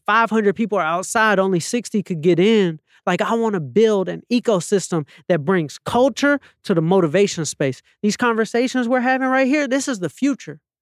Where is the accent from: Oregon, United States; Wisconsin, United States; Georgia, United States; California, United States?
Georgia, United States; Atlanta; moved away; also born or lived in Los Angeles; I'm a kid from Atlanta, Georgia